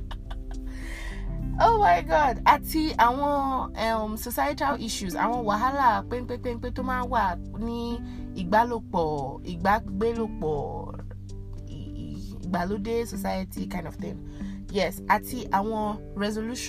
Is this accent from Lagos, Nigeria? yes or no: no; Ondo, Nigeria; first language Yoruba; English is a second language; I'm Nigerian from Ondo State, so I'm officially a Yoruba babe